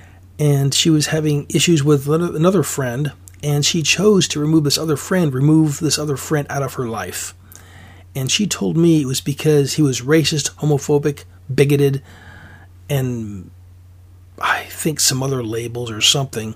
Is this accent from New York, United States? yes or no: no; Alaska, United States; now in Oregon, United States; I'm originally from Alaska, so I know what cold feels like